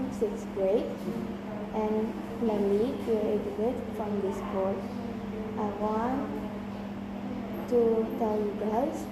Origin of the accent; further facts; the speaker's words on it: Jakarta, Indonesia; I was born in Jakarta 1 January 2010.